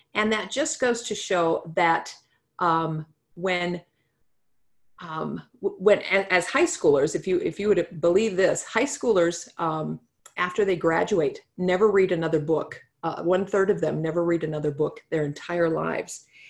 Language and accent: English; North Dakota, United States; moved away as an adult; now in South Dakota, United States; I'm from North Dakota originally